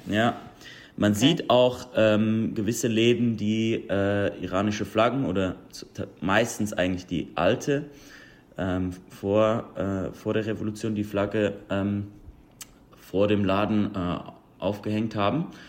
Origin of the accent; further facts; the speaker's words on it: Zurich, Switzerland; moved away as an adult; now in Los Angeles, United States; Zürich, wo ich aufgewachsen bin, ist jetzt nicht so ein großer Hub für die Persian Community